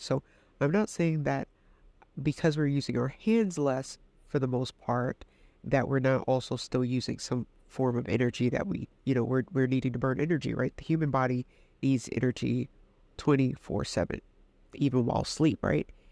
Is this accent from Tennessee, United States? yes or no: no; New York City, New York, United States; moved away as an adult; I'm in New York, you know, I'm from Queens, and I came down here